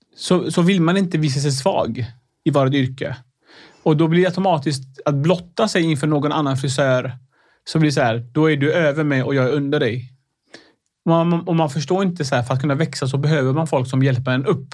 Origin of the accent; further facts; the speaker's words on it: Sweden; Swedish is a second language; jag kom till Sverige när jag var nio år